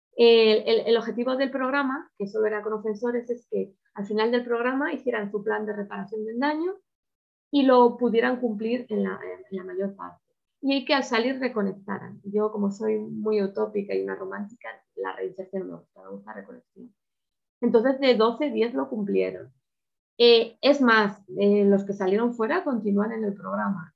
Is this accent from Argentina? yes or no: no; Spain; en España